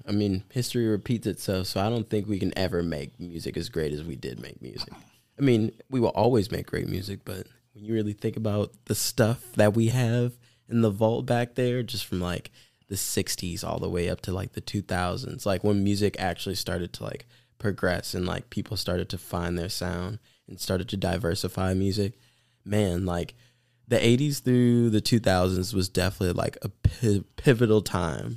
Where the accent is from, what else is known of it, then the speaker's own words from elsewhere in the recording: Milwaukee, Wisconsin, United States; growing up in Milwaukee for, like, you know, most of my life